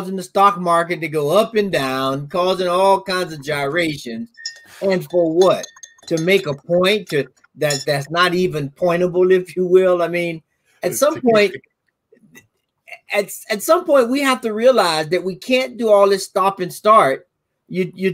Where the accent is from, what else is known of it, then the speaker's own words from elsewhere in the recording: the South, United States; having grown up in the South